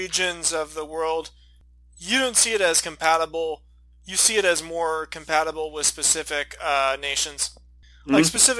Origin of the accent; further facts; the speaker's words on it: California, United States; I'm from California